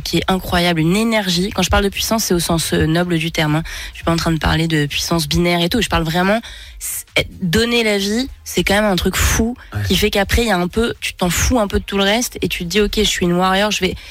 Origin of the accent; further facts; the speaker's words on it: France; accent: French; j'ai un accent français atroce